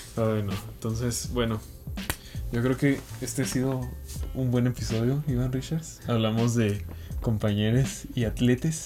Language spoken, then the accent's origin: Spanish; Chihuahua, Mexico; also born or lived in Playa del Carmen; Yo soy de Chihuahua, pero me fui un año y medio.